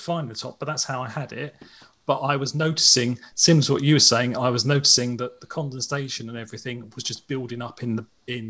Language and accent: English; United Kingdom; We're British.